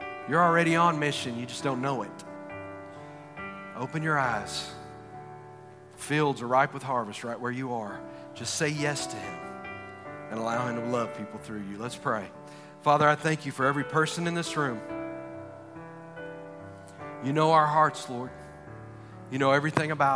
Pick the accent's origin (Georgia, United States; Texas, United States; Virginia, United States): Texas, United States; I'm from Texas. We have an Alamo